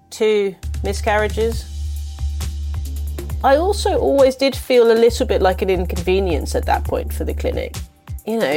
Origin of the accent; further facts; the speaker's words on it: Macon, Georgia, United States; accent: Southern drawl; I'm from Macon, Georgia. I've lived here all my life.